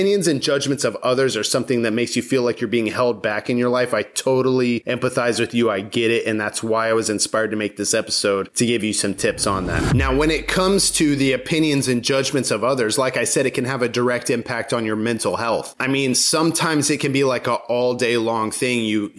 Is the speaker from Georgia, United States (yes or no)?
yes; Georgia, United States; And I call it my hometown, but I lived all over the world when I was growing up. But the place that I spent the most time in my teen years, I call my hometown. It's a town in Georgia.